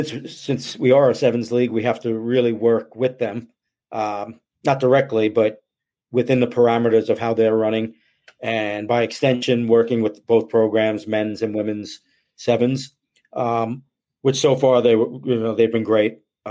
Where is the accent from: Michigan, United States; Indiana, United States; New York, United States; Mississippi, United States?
New York, United States; you know, being a New Yorker, it's really an important date for me